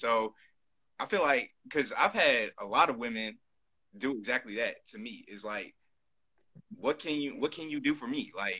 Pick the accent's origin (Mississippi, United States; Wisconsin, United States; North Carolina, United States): North Carolina, United States; I'm from North Carolina.